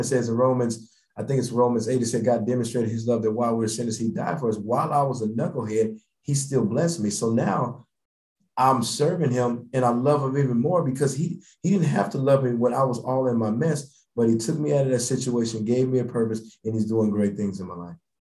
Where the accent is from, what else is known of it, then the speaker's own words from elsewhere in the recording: Denver, Colorado, United States; moved away; Grew up in Denver, Denver, Colorado